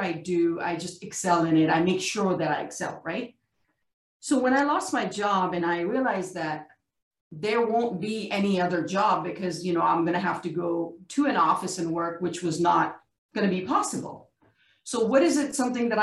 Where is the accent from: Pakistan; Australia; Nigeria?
Pakistan; I'm a South Asian, I'm from Pakistan.